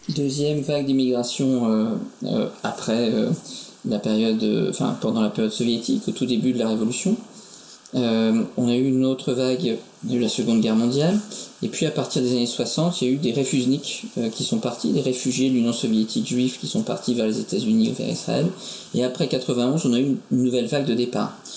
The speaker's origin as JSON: {"language": "French", "country": "France", "said": "nous en tant que Français"}